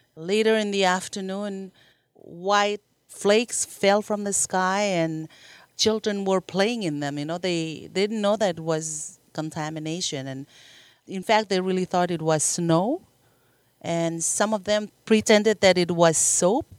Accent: Marshall Islands; I grew up in the Marshall Islands and, uh, born and raised

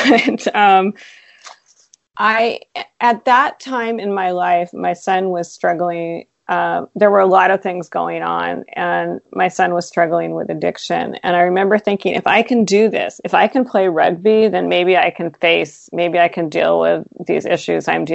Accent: Seattle, Washington, United States; I grew up in Seattle

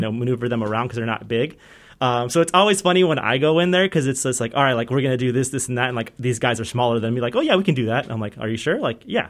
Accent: Southern California, United States; moved away as an adult; also born or lived in San Fernando Valley / Palmdale; now in Ohio, United States; I grew up in Southern California, so, uh, between the San Fernando Valley and, like, the North Ridge Panorama City area and then the desert, um, so up near Palmdale

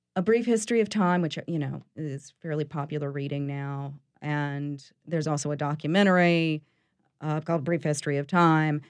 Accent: East Tennessee, United States; now in New Orleans, United States; I was born in East Tennessee

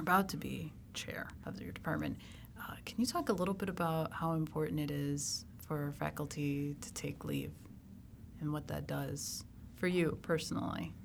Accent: Chicago, Illinois, United States; moved away as an adult; now in Chapel Hill, United States; I'm from Chicago

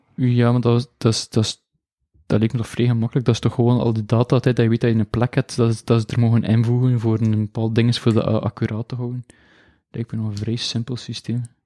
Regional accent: Belgium; accent: mix of the coast; Ik ben van België en ik, en ik spreek Nederlands en Frans

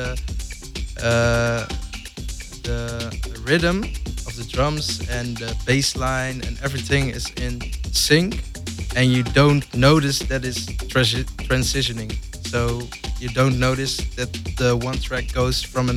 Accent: Zwolle, Overijssel, Netherlands; my first gig was in a small cafe bar in my hometown. I live in Zwolle, it's a small city in the Netherlands.

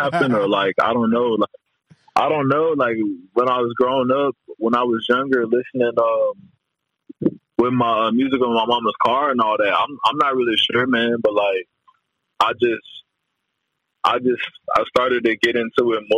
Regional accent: Dallas, Texas, United States; I'm from Dallas

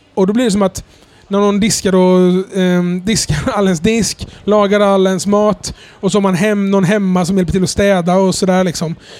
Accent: Jönköping, Jönköping County, Sweden; moved away; jag kommer från vanlig arbetarklassbakgrund från Jönköping

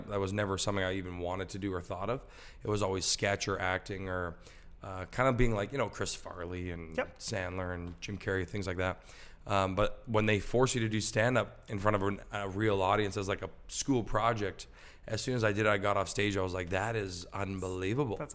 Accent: Richmond Hill, Ontario, Canada; Richmond Hill. Cool. But it was like a cul-de-sac kind of deal.

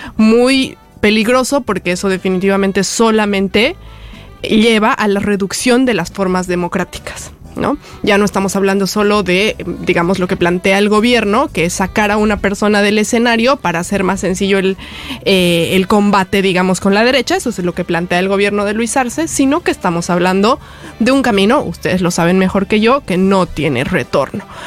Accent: Bolivia

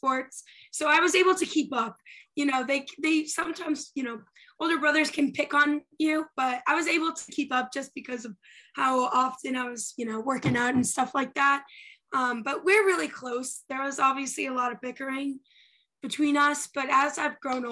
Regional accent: Andover, Massachusetts, United States; moved away as an adult; also born or lived in Miami, Florida; I am from Andover, Massachusetts. It's a small town, 30 minutes of Boston in Massachusetts

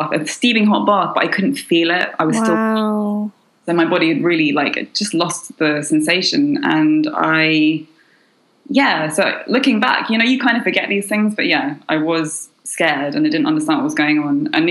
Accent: London, United Kingdom; moved away as an adult; now in Paris, France; I'm from London, born to a French mother and a Chinese father.

